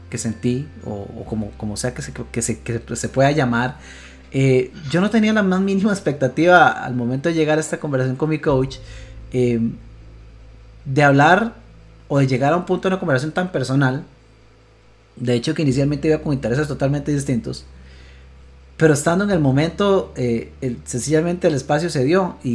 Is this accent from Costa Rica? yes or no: yes; Costa Rica; nosotros como buenos ticos cada uno su casa y Dios en la de todos